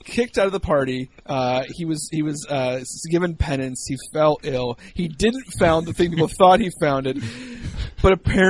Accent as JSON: {"language": "English", "region": "Northwest Ohio", "country": "United States", "tie": "born or raised there", "said": "where I grew up in Northwest Ohio"}